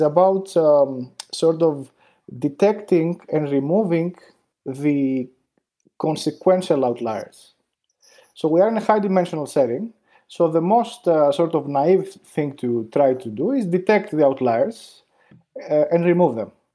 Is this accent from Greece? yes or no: yes; Greece; moved away as an adult; also born or lived in New York, United States; I grew up in Greece